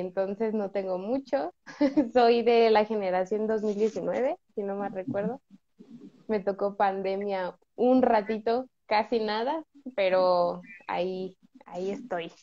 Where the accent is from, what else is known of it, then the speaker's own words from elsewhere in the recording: State of Mexico, Mexico; soy del Estado de México